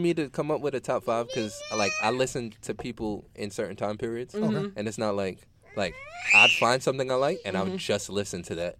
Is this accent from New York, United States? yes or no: yes; New York City, New York, United States; I'm from Queens